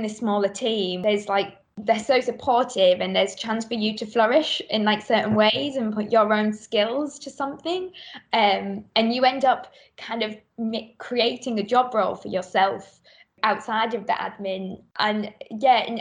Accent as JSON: {"language": "English", "town": "Middlesbrough", "region": "North East England", "country": "United Kingdom", "moved": "as an adult", "lives_now": "London, United Kingdom", "said": "I come from Middlesbrough, which is like, you know, you feel like there's not a lot of opportunity in Middlesbrough"}